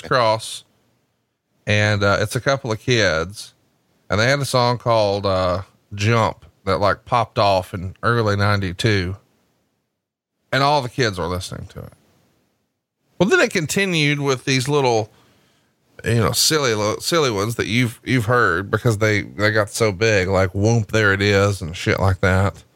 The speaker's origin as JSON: {"language": "English", "region": "Alabama", "country": "United States", "said": "Because I'm from Alabama, I can't be cultured"}